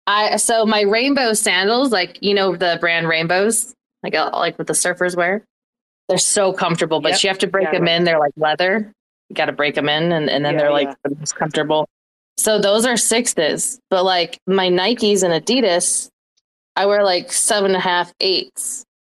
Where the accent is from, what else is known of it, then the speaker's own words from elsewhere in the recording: United States; Americans just fuck up words. That's what we do.